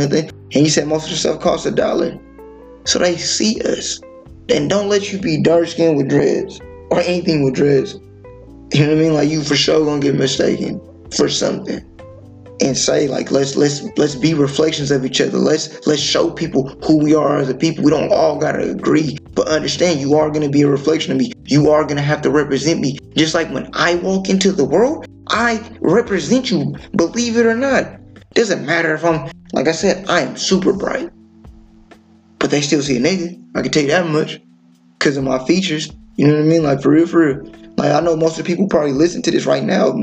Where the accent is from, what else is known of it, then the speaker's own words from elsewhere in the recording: California, United States; being from California, bro, we can have two different blocks that are like literally a block away beefing with one another. You know, I'm from Seesaw, city full of Crips